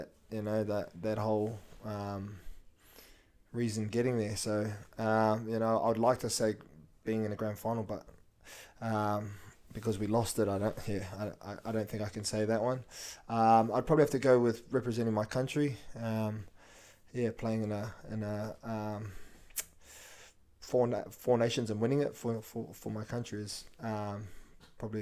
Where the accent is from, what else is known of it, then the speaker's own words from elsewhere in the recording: Gold Coast, Queensland, Australia; moved away as an adult; also born or lived in Wellington, New Zealand / Porirua, New Zealand / Wales; now in Canberra, Australia; even though I was born and brought up in New Zealand, I probably did most of my childhood and most of my bringing up here on the Gold Coast